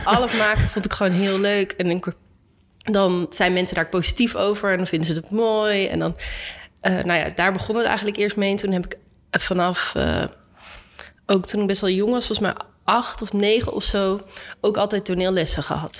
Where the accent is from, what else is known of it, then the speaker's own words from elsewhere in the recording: Arnhem, Gelderland, Netherlands; ik ben opgegroeid in Arnhem